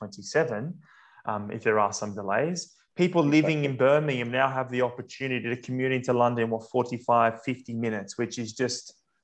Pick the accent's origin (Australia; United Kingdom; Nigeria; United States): Australia; as an Australian